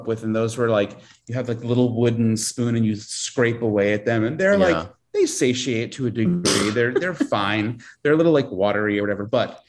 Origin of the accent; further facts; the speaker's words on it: East Coast, United States; moved away; growing up on the East Coast